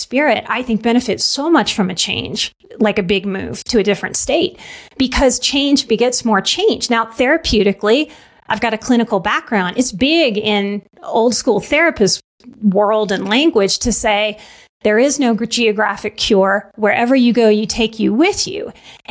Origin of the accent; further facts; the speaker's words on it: New Orleans, Louisiana, United States; moved away; also born or lived in Texas / Colorado; I'm from New Orleans.